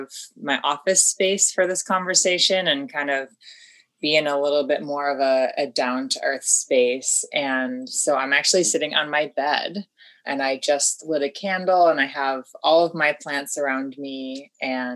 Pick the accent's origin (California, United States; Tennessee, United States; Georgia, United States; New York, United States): New York, United States; upstate; moved away as an adult; also born or lived in West Coast